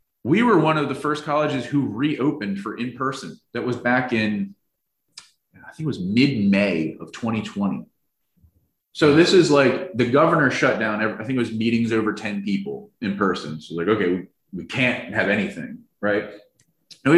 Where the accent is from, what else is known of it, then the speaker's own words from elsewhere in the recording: New Jersey, United States; moved away; also born or lived in South Carolina; I'm from New Jersey and I went to school in South Carolina